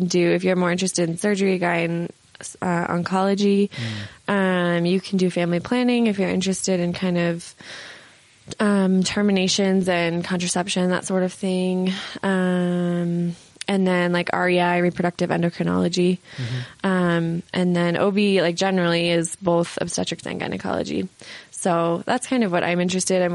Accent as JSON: {"language": "English", "town": "San Francisco", "region": "California", "country": "United States", "said": "I'm from San Francisco"}